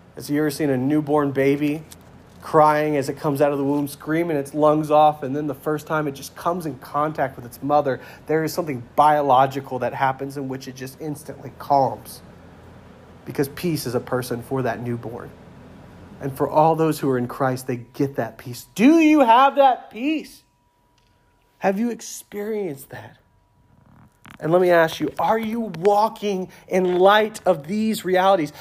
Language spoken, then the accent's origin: English; United States; I'm proud to be an American